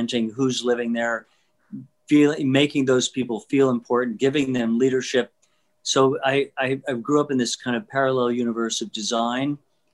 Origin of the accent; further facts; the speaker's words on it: San Juan, Puerto Rico; I was born and raised there, and really grew up in a neighborhood that was by Puerto Rican standards middle class